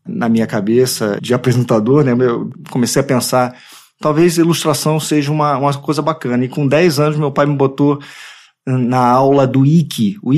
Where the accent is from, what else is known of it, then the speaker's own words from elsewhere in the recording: Rio de Janeiro, Brazil; Eu nasci na Tijuca, no Rio de Janeiro